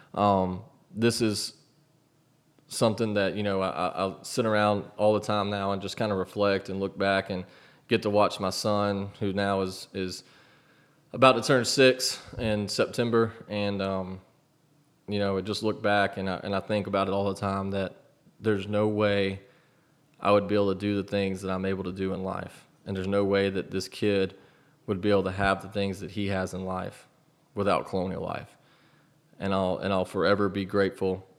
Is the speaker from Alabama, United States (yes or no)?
yes; Auburn, Alabama, United States; also born or lived in Mobile, Alabama / Montgomery, Alabama; growing up in Auburn, Alabama